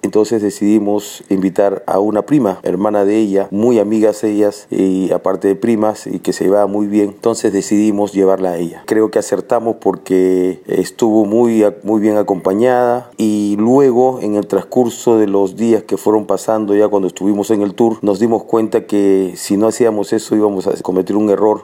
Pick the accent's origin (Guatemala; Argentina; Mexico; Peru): Peru; Yo soy de Perú